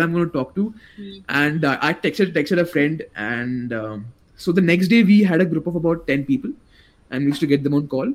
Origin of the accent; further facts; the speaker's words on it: Ahmednagar, Maharashtra, India; I'm from a place called Ahmednagar. It's in Maharashtra.